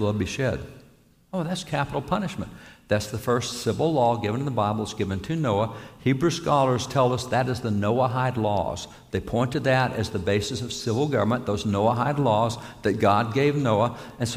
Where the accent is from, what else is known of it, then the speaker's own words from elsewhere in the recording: Texas, United States; I'm a cowboy from Texas